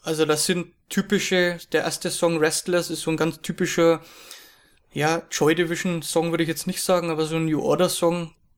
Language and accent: German; Germany; ich bin aus Deutschland